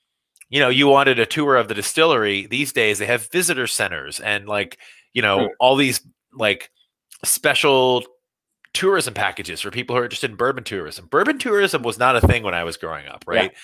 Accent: Bardstown, Kentucky, United States; I was born in Kentucky and I grew up in Bardstown, Kentucky

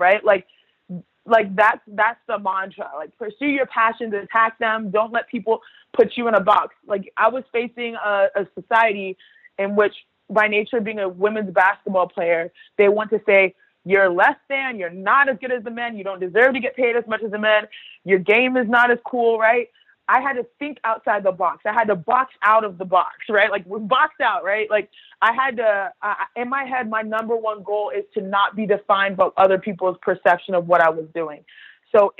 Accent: Houston, Texas, United States; Nigerian, born and raised in Houston, Texas, to a Nigerian household.

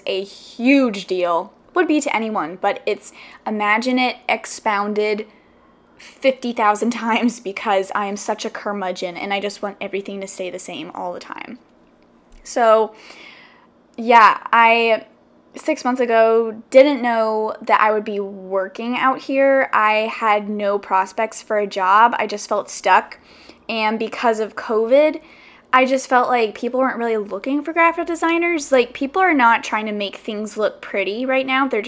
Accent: South Carolina, United States; moved away as an adult; now in Los Angeles, United States; I grew up literally all my life, 21 years, in South Carolina.

